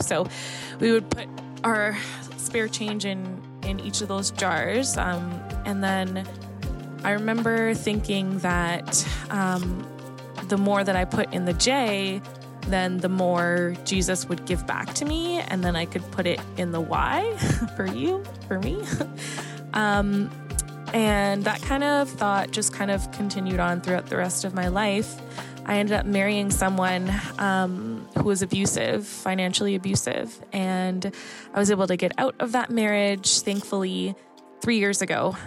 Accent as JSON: {"language": "English", "town": "Toronto", "region": "Ontario", "country": "Canada", "said": "I'm from Toronto, Canada."}